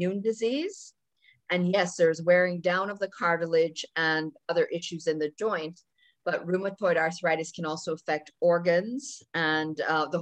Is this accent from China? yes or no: no; Jamaica; now in Toronto, Canada; I grew up in the tropics, actually. I grew up in Jamaica